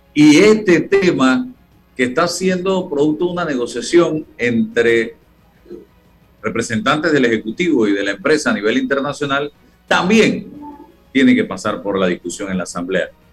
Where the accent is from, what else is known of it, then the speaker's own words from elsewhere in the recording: Panama; como panameños